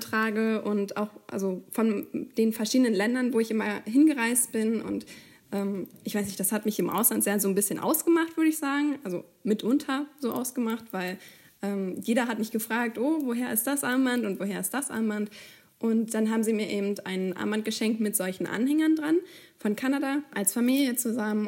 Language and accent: German; Germany; wir kommen ja beide offensichtlich aus Deutschland